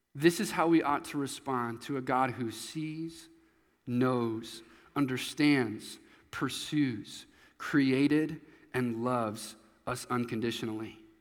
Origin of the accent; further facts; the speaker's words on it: Nebraska, United States; also born or lived in Missouri; when I was going into fourth grade. I moved to Nebraska from Missouri